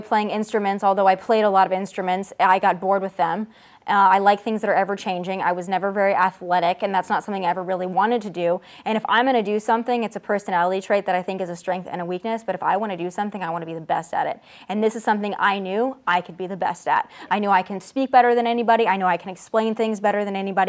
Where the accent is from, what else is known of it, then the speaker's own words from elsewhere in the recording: South Dakota, United States; moved away as an adult; also born or lived in Las Vegas, Nevada; now in Los Angeles, United States; born and raised in Middle America in South Dakota